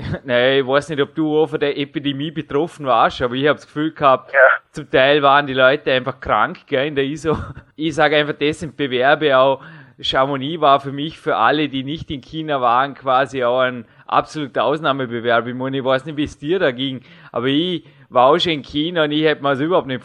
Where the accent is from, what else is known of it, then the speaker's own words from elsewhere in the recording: Austria; sagt man bei uns in Österreich.